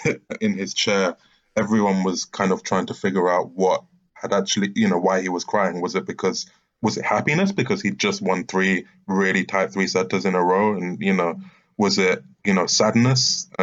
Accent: United Kingdom; as a British journalist, follow Murray

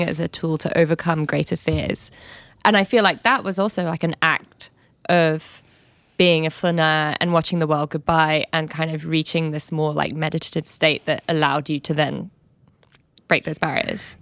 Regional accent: London, United Kingdom; I'm from London.

